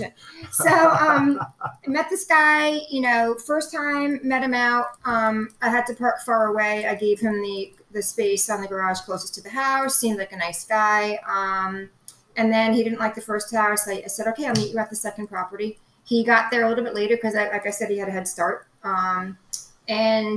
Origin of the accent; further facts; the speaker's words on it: New York, United States; I learned Spanish growing up in New York public schools